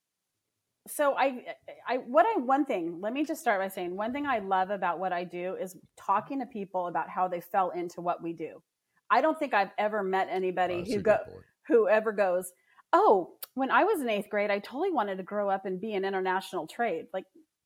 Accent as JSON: {"language": "English", "region": "Southern California", "country": "United States", "tie": "born or raised there", "said": "I grew up in Southern California"}